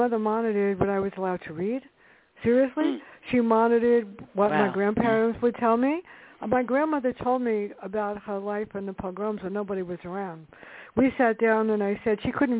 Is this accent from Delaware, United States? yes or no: no; New York City, New York, United States; But I grew up in the South Bronx, and I grew up in a tough neighborhood